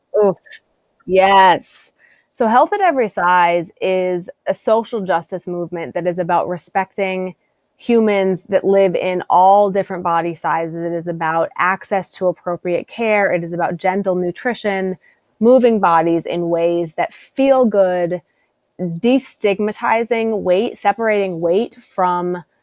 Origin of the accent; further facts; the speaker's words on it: South Dakota, United States; now in Massachusetts, United States; I'm from South Dakota originally. I live in Massachusetts now